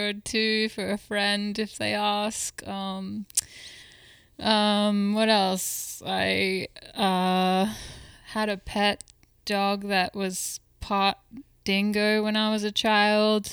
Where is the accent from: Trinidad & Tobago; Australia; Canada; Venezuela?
Australia; Perth, Western Australia; moved away; I'm from Perth, Western Australia